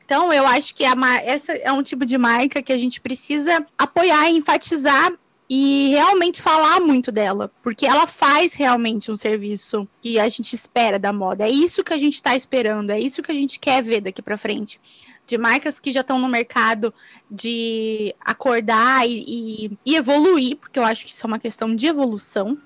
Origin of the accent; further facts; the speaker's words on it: Brazil; moved away; Sou brasileira, minha família toda mora aí, todas as minhas amigas moram aí